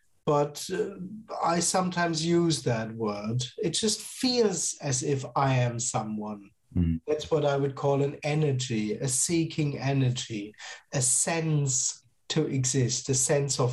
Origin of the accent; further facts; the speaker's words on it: Germany; I'm based in Germany and I am from Germany